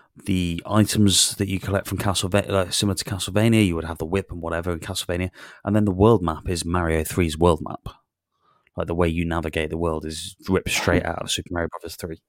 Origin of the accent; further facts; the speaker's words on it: Newtown, Wales, United Kingdom; hilltop honey is produced in Newtown. which is my, my hometown